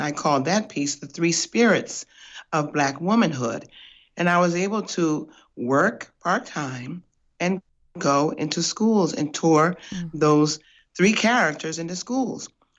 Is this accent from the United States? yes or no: yes; Minneapolis, Minnesota, United States; Well, to give you a little background, I'm originally from Minneapolis, and my theater history started years ago in children's theater school and then in the community theater.